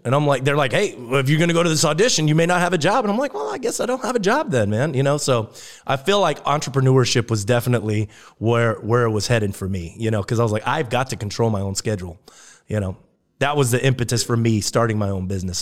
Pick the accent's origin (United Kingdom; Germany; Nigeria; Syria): Germany; moved away; I grew up in Germany